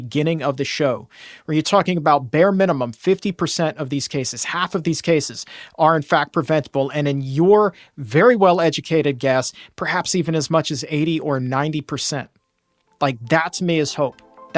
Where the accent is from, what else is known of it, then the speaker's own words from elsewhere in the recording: Chesapeake, Virginia, United States; Chesapeake, Virginia, Hampton Roads, my hometown